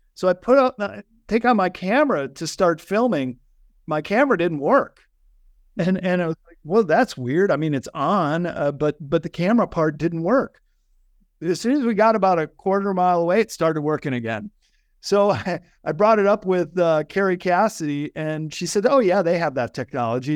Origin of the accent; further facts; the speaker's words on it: Chicago, Illinois, United States; I grew up in Chicago